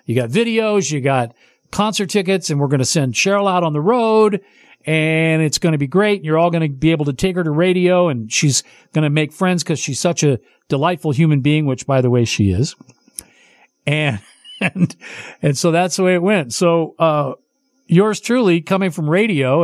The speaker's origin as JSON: {"language": "English", "town": "Oakland", "region": "California", "country": "United States", "moved": "yes", "said": "I'm from the East Bay, San Francisco East Bay. I'm from Oakland / San Leandro"}